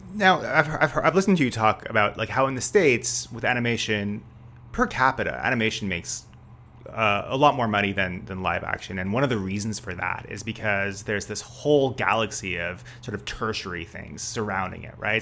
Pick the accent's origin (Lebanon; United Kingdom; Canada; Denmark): Canada; also born or lived in Armenia; now in Beijing, China; I'm Canadian